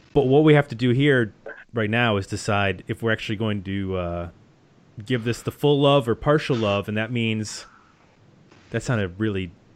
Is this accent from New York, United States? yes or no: yes; Buffalo, New York, United States; as an honorary Canadian, because I grew up in Buffalo.